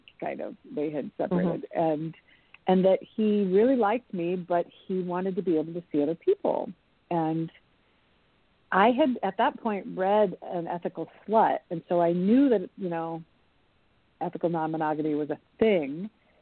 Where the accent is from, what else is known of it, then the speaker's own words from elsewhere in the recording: Portland, Oregon, United States; moved away as an adult; also born or lived in New York City; I moved back to Portland, I have a community here. You know, I grew up here